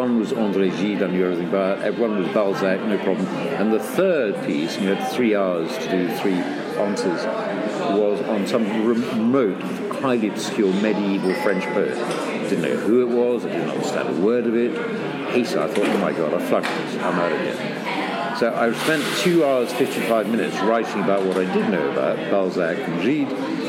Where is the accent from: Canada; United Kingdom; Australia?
United Kingdom; Edinburgh, Scotland; So I was born and raised in Edinburgh. An Edinburgh boy.